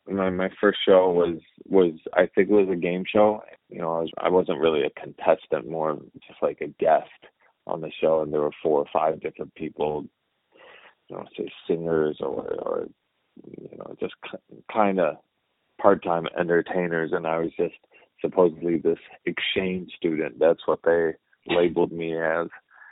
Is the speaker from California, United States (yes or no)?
no; Ann Arbor, Michigan, United States; also born or lived in China; I was born in Michigan, Ann Arbor, Michigan, and after I turned seven, my mom thought that I should learn Chinese as well